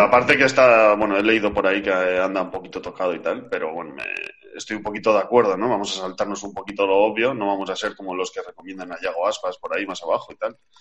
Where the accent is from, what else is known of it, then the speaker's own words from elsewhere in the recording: Basque Country, Spain; Así somos los vascos.